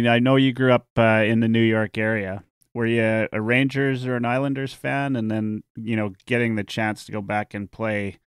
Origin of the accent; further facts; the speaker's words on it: Edmonton, Alberta, Canada; I grew up in Edmonton